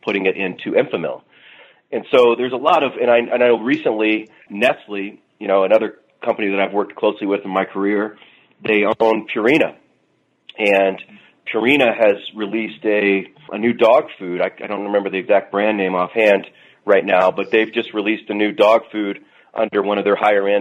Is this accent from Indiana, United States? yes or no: yes; Southern Indiana, United States; I'm from the Midwest and Indiana, Southern Indiana